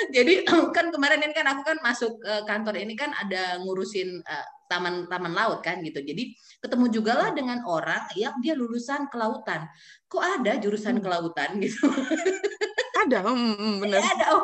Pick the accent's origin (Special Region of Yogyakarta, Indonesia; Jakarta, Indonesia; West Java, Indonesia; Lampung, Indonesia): Jakarta, Indonesia; East Jakarta; also born or lived in Kebayoran Baru; aku besar di Jakarta Timur ya di Ceger ya dekat kampus kita.